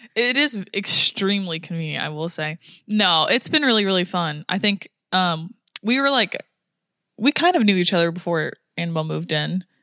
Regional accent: United States; I'm American

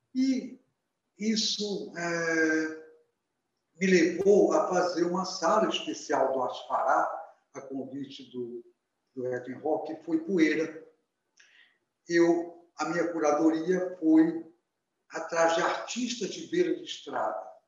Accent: Belém, Pará, Brazil; also born or lived in Vigia de Nazaré; eu nasci em Belém, mas a, o meu pai é uma família que nasceu na, no Nordeste paraense, é, na zona do Salgado, na cidade chamada Vigia de Nazaré, onde a minha também adolesc infância, adolescência

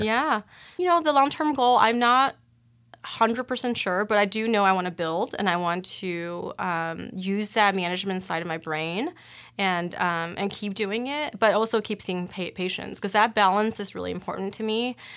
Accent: Cleveland, Ohio, United States; moved away as an adult; also born or lived in Boston / Miami; now in Omaha, United States; I'm originally from Cleveland

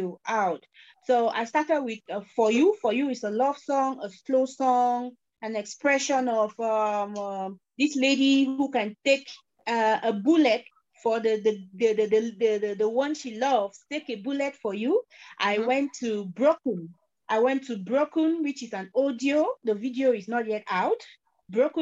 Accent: Cameroon; I am an artist from Cameroon

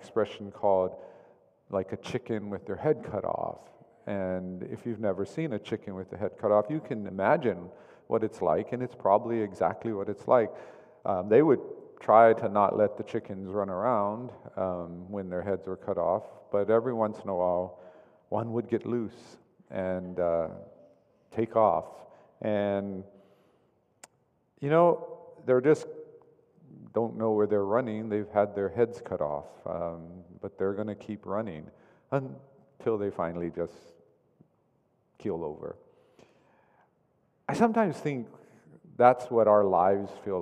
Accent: Oklahoma, United States; I grew up in Oklahoma

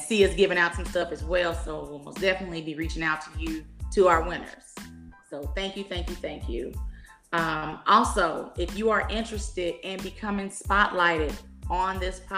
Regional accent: Dallas, Texas, United States; I am born and raised in the Dallas area

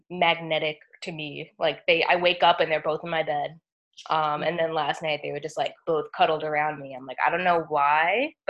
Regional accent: New York, United States; moved away as an adult; now in Tampa, United States; I flew down to Tampa. I'm originally from New York.

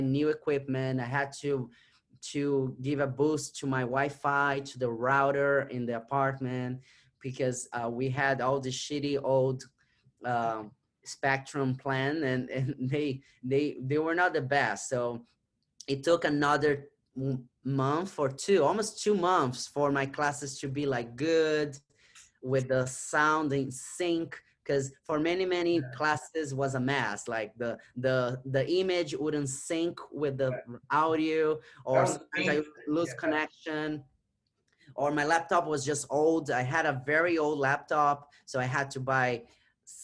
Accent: Brazil; English is a second language; moved away as an adult; now in New York City, United States; I was born and raised in Brazil. I came to the United States. I was 25.

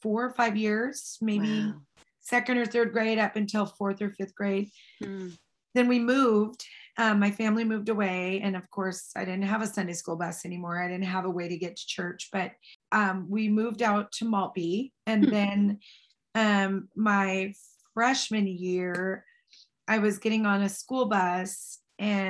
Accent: Snohomish, Washington, United States; I was raised in Snohomish, Washington

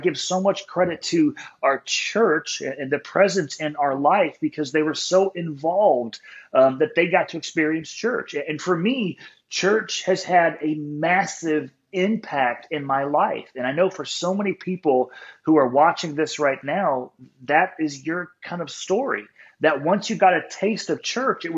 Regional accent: San Diego, California, United States; I was born in San Diego

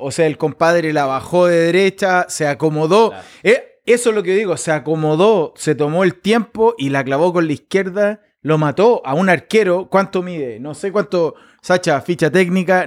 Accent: Chile; yo también vengo de Chile y vengo de una parte de campo

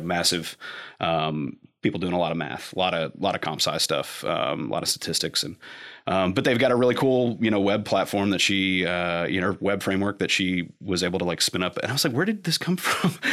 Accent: Lexington, Kentucky, United States; also born or lived in Cleveland, Ohio; from Lexington I was actually born in Cleveland, and then we moved back down here like six weeks

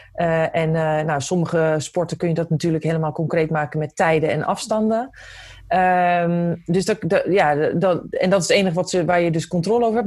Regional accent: Netherlands; als Nederlanders

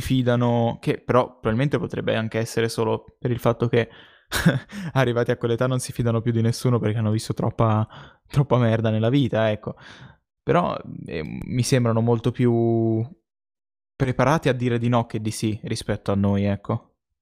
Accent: Tuscany, Italy; si sente che siamo toscani

